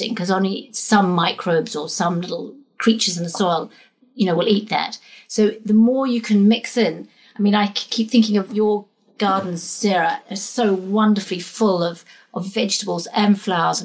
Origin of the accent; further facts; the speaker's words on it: New Zealand; now in England; I'm a Kiwi as well